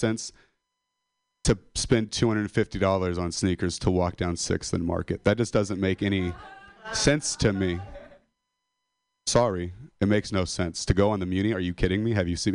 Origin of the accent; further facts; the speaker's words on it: Modesto, California, United States; I'm a dropout from Modesto